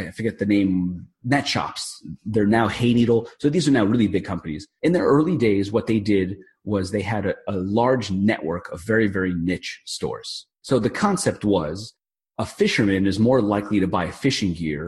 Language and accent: English; New York, United States; I'm from New York